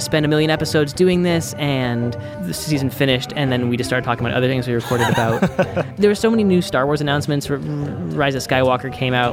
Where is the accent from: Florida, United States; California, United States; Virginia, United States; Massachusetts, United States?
Massachusetts, United States; Boston; as a Bostonian myself